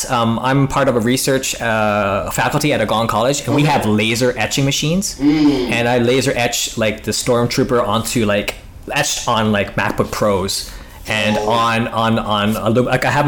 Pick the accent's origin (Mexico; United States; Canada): Canada; Ottawa, Ontario; I mean, like, I'm from Ottawa. OVO's from Toronto.